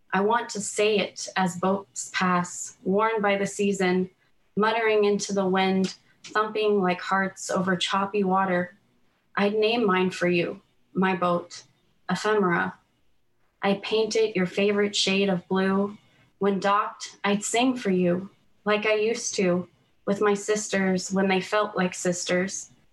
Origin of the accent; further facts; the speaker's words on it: United States; now in Canada; I'm American I grew up there but now I live in Canada